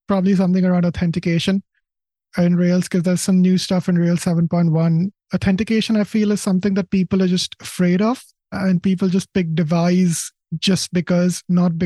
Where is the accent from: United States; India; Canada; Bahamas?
India; now in United Kingdom; I was born in India, so I was an Indian citizen, which meant I was here in the UK on a work visa.